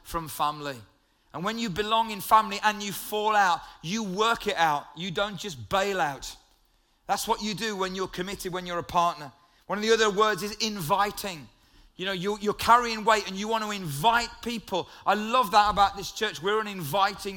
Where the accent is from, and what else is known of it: United Kingdom